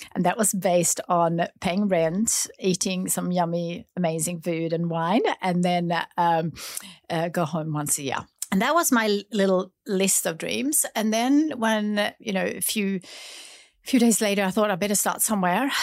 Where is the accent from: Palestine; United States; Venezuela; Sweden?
Sweden; now in Australia; growing up in Sweden